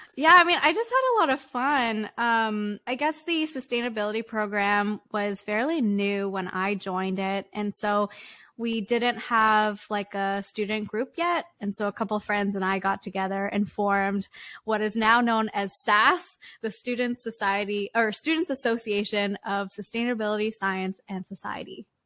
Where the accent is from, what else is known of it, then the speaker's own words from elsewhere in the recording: Richmond, British Columbia, Canada; in Richmond, British Columbia